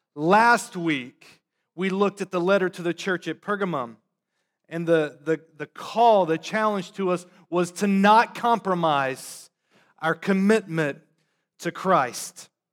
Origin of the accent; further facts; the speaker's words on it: North Carolina, United States; now in Boston, United States; I'm from the South, grew up in North Carolina.